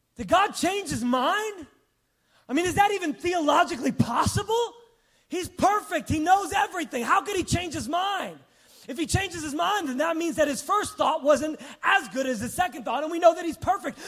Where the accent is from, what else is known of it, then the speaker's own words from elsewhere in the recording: New York, United States; growing up on New York